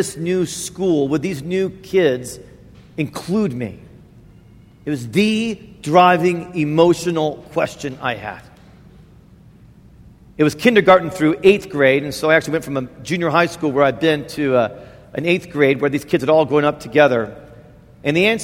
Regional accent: Indiana, United States; moved away; I grew up in Indiana

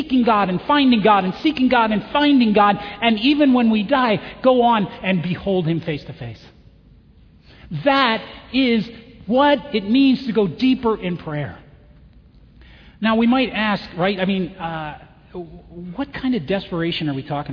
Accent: Chicago, Illinois, United States; where are you from? Chicago

